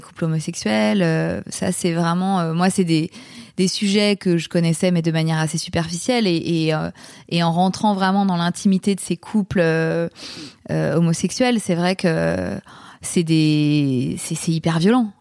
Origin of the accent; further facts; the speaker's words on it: Paris, Île-de-France, France; je suis une Parisienne